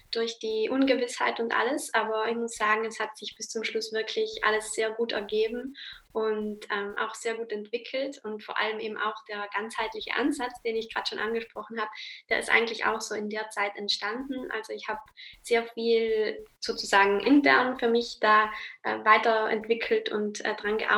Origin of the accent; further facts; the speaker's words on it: Trentino-Alto Adige, Italy; ich komme aus Südtirol.